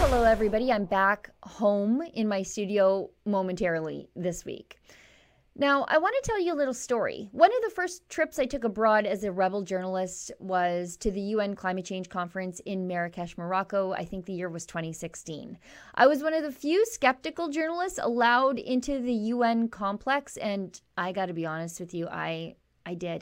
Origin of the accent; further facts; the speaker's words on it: Canada; as a Canadian